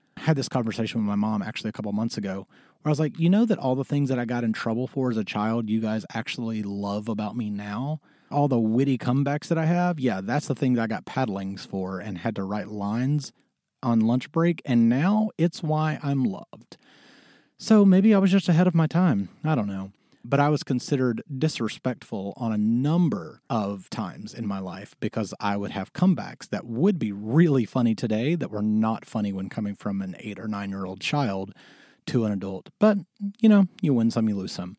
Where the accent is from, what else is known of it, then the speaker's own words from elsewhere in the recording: Mississippi, United States; moved away as an adult; also born or lived in Syracuse, New York / New York City / Los Angeles; I was born in Mississippi